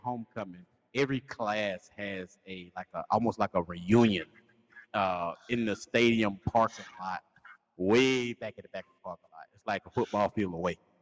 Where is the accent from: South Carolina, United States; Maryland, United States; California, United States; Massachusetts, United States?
South Carolina, United States; Lancaster; the homecoming for our hometown